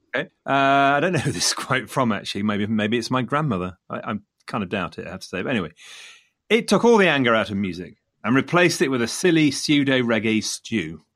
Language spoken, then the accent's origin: English; Leicester, East Midlands, United Kingdom; coming from Leicester, Leicester being my hometown